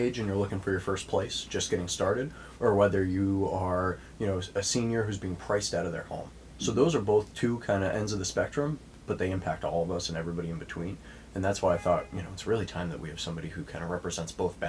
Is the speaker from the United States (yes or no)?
yes; Marlborough, Massachusetts, United States; I knew that I wanted my start to be in Marlborough, and it's home. It's where it will always be home.